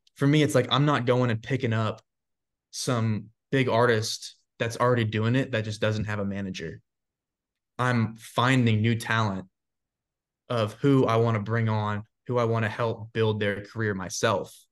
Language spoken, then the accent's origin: English; Florida, United States; also born or lived in Georgia; now in Nashville, United States; I grew up in Florida